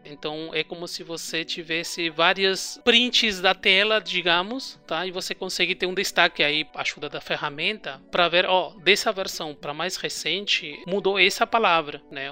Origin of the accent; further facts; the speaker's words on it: Uruguay; Portuguese is a second language; also born or lived in São Paulo, Brazil; now in Berlin, Germany; vocês vão perceber um sotaque um pouco diferente, porque eu sou do Uruguai, na verdade, eu sou uruguaio